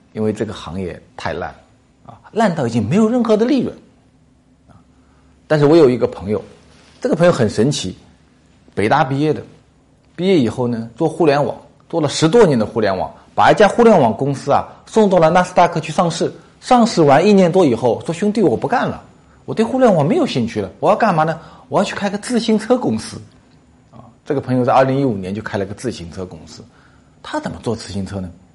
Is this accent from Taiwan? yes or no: no; southern China, China; 咱们南方人